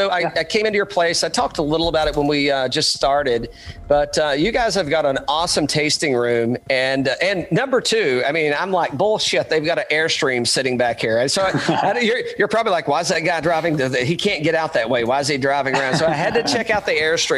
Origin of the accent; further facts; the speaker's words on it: Greene County, East Tennessee, United States; accent: Tennessee; now in Atlanta, United States; I just grew up in East Tennessee